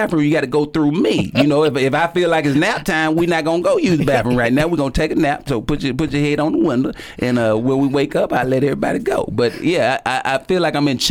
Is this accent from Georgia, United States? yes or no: yes; Georgia, United States; moved away as an adult; now in California, United States; I'm from Georgia, country dude. But I moved to California